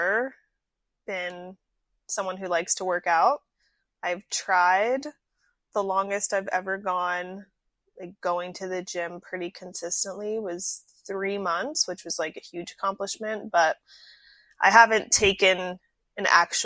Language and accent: English; Atlantic Beach, Florida, United States; moved away as an adult; also born or lived in Asheville, North Carolina; I am originally from Atlantic Beach, Florida. I was born and raised there